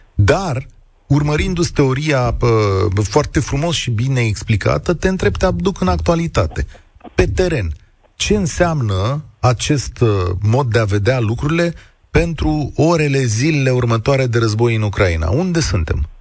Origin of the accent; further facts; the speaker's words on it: Romania; Noi, ca români